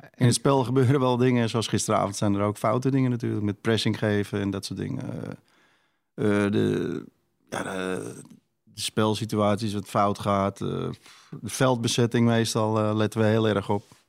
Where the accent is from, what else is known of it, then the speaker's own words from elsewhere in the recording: Amsterdam, North Holland, Netherlands; ik groeide op in West en eh, ja, altijd op straat voetballen